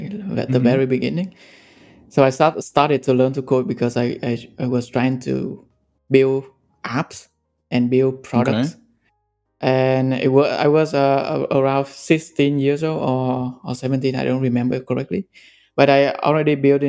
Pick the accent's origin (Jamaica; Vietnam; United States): Vietnam; moved away as an adult; also born or lived in Ho Chi Minh City, Vietnam / Singapore; I grew up in Vietnam and studied in Ho Chi Minh City.